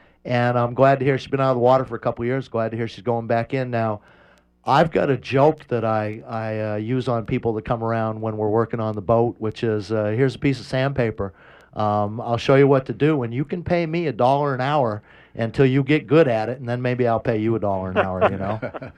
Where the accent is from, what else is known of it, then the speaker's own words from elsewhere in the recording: Maine, United States; I'm from Maine.